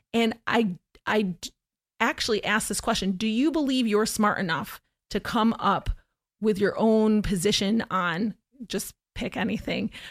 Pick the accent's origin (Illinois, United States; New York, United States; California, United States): New York, United States; Syracuse; moved away as an adult; also born or lived in Oneida, New York / Florida; I was born in Oneida, in New York, and I grew up my entire childhood in Syracuse, New York